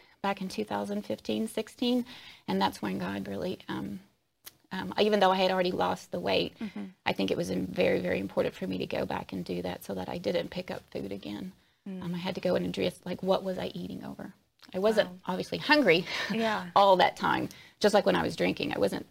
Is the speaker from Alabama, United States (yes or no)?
yes; Alabama, United States; I was born and raised in Alabama, so coming from the Deep South